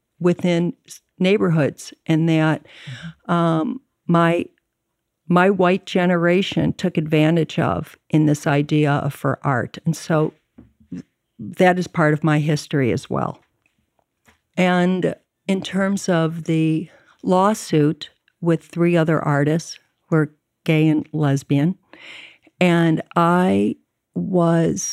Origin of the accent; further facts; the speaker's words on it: Chicago, Illinois, United States; also born or lived in Evanston, Illinois / San Francisco; I grew up in Chicago and in Evanston